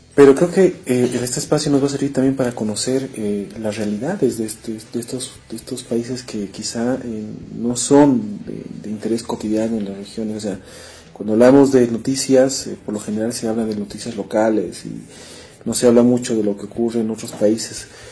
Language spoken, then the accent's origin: Spanish; Bolivia; nosotros como bolivianos